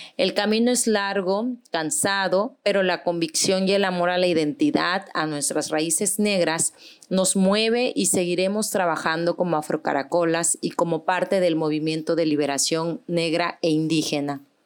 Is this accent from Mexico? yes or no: yes; Guerrero, Mexico; en Guerrero, de donde soy oriunda